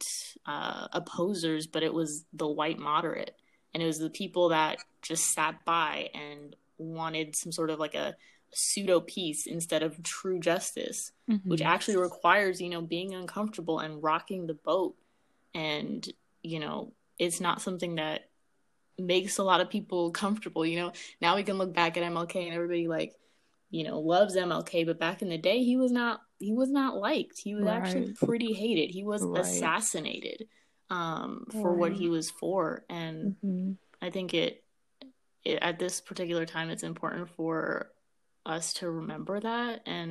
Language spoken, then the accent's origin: English; United States; first language Amharic; I'm from here. I was born and raised. I'm American. I'm Black American